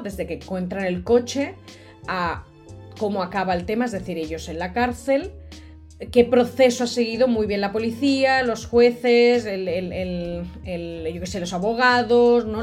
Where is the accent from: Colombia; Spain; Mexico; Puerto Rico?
Spain; Catalonia; de Cataluña, de donde soy yo